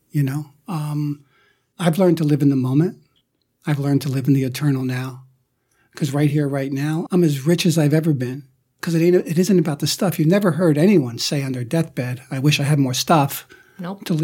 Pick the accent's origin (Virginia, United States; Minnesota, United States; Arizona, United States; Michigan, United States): Minnesota, United States; I grew up in Minnesota.